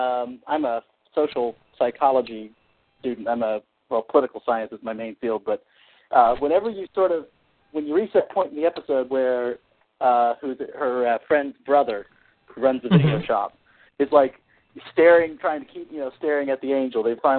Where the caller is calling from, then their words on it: Terre Haute, Indiana, United States; It's from Terre Haute, Indiana.